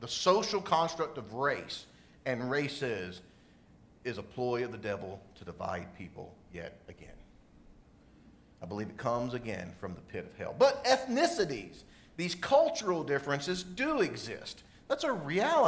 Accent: South Carolina, United States; where I grew up in South Carolina.

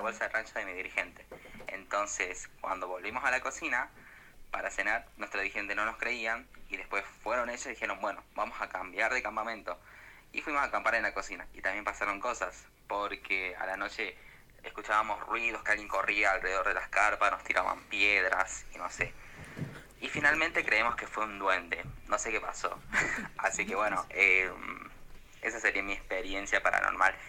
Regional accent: Salta, Argentina; soy de Salta

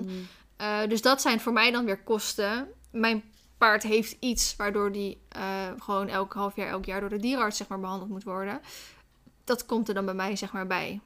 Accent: Randstad, Netherlands; moved away; Ik kom zelf uit de Randstad

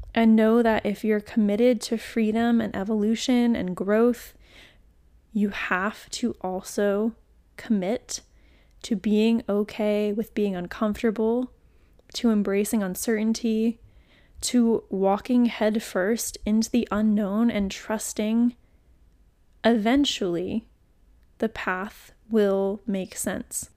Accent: New England, United States; moved away; also born or lived in Florida; I'm from New England originally, and we did not say y'all in New England, let me tell you. We said you guys

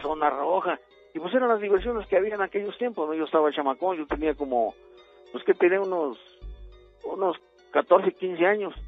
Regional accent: Poza Rica, Veracruz, Mexico; yo soy de Poza Rica, Veracruz

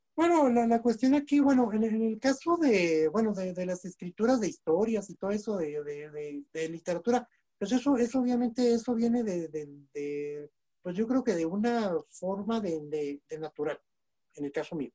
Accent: Nuevo Casas Grandes, Chihuahua, Mexico; soy originario del Nuevo Casas Grandes, Chihuahua

